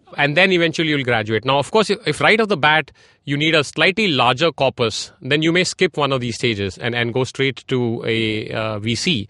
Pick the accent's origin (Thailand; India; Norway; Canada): India; moved away as an adult; also born or lived in Silicon Valley, United States; I grew up in India